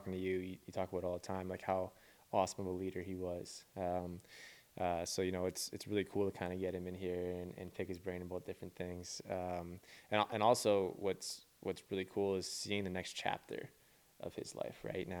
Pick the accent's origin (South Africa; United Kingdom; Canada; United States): Canada; Vancouver, British Columbia; moved away; I'm from Vancouver